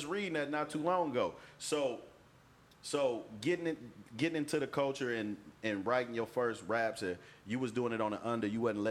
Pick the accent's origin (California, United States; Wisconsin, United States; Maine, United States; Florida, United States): California, United States; Oakland; we from the home of the Black Panthers and the Mac.